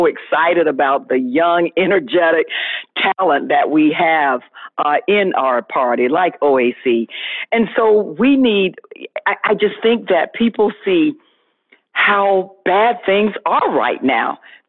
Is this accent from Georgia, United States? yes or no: no; Florida, United States; we're trying to get the country back open, and certainly my home state of Florida.